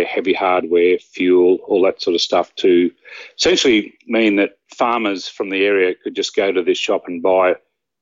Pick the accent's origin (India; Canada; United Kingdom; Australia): Australia; small country town 360 km west of Sydney, New South Wales; now in Sydney, Australia; I was born in a very small country town, roughly 360-odd kilometres west of Sydney. And obviously, after I was born, I was taken to my hometown, which was an even smaller town